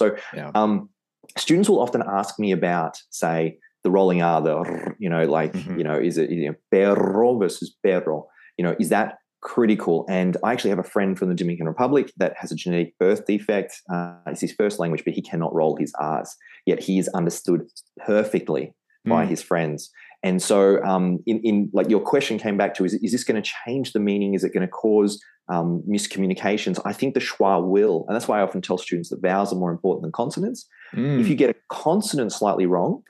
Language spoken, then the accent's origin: English; Australia; accent: Australian; my Australian accent